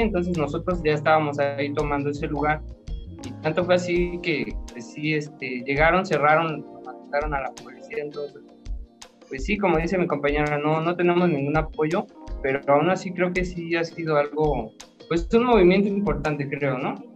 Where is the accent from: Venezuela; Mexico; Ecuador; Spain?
Mexico; Coacalco, State of Mexico; yo soy de aquí de Coacalco también